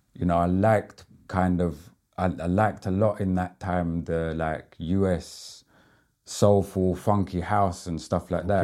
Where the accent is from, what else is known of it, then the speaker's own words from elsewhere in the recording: Southend-on-Sea, East of England, United Kingdom; the dial code of my hometown